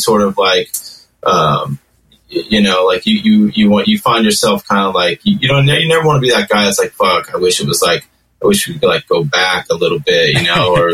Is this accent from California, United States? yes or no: yes; Pico Rivera, California, United States; also born or lived in Los Angeles; I grew up in Los Angeles, like kind of outskirts of East LA, a city called Pico Rivera